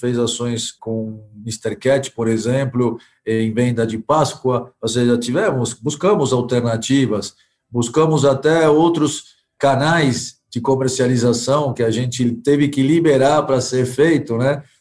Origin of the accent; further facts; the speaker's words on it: Argentina; now in Brazil; Eu sou argentino, então eu vivi metade da minha vida aqui e na Argentina